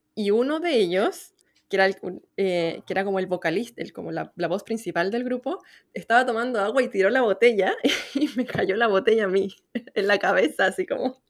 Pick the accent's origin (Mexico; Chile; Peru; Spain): Chile